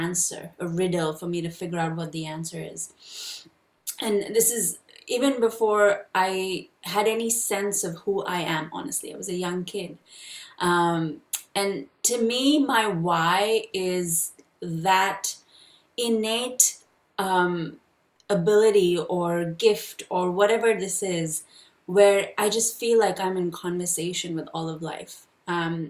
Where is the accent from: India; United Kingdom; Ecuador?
India; I was born and raised in India